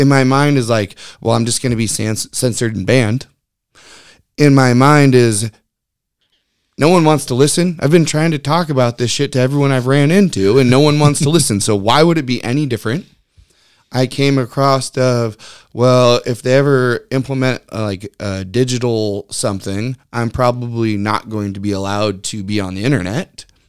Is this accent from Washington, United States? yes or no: yes; Lynnwood, Washington, United States; I grew up in Linwood, Edmonds area, so growing up at the beach